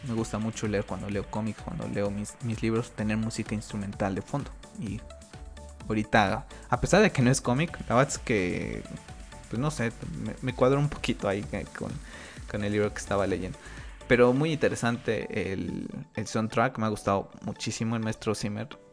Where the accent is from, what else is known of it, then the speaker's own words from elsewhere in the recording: Mexico; aquí en mi país, en México